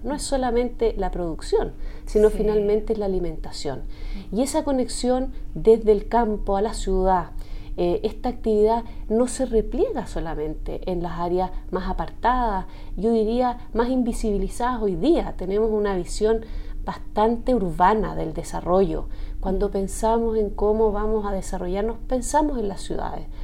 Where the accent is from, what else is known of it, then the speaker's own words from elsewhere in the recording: Chile; como chilena de estos tiempos